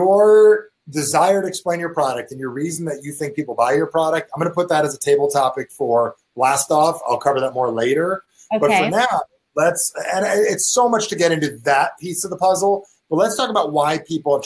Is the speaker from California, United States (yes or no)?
no; New Jersey, United States; I'm from Jersey.